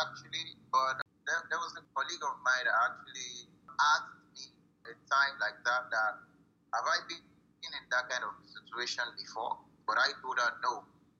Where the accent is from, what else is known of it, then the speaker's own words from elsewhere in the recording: Nigeria; I'm a Nigerian, West African.